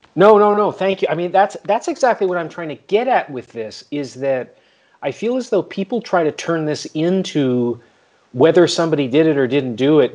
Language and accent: English; Canada; moved away; I'm from Canada originally